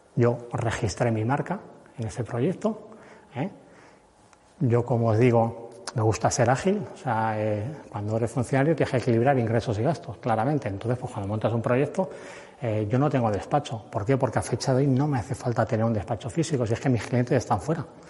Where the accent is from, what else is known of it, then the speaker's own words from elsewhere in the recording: Cuenca, Castilla-La Mancha, Spain; Yo soy de Cuenca